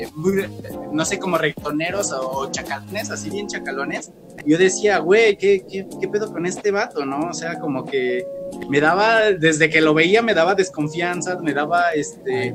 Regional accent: Mexico

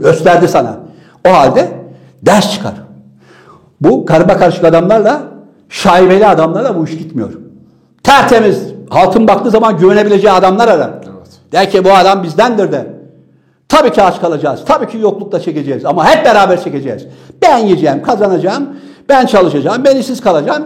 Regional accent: Trabzon, Turkey; doğduğum şehir Trabzon

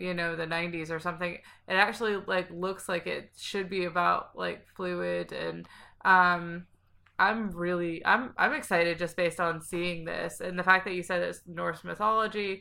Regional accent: Scotland, United Kingdom; I'm from Scotland

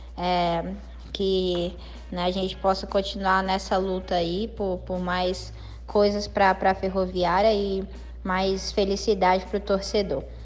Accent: Brazil; also born or lived in United States; nós somos brasileiros mais técnicos

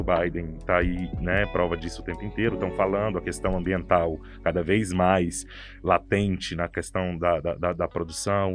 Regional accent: Brazil; da nossa identidade como brasileiro

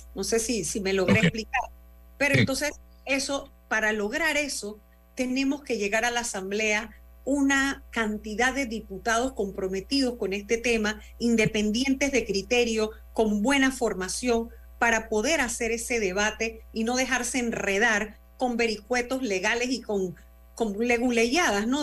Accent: Panama; como panameña

